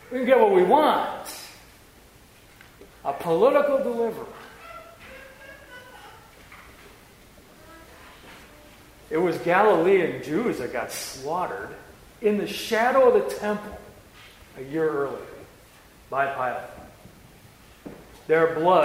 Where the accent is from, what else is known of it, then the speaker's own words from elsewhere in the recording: Wisconsin, United States; we're all from Wisconsin.